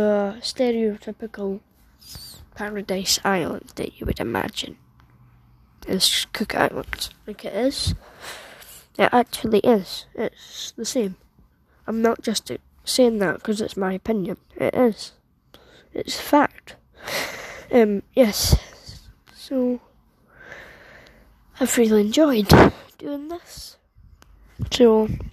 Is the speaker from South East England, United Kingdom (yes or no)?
no; Edinburgh, Scotland, United Kingdom; I was born in Edinburgh, United Kingdom, where I reside, growing up, and still live